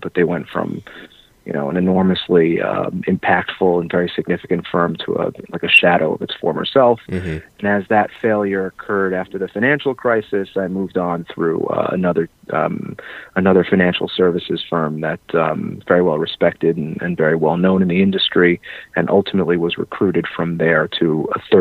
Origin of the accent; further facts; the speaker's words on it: New York City, New York, United States; I've been born and raised in New York and spent pretty much the bulk of my career here in New York City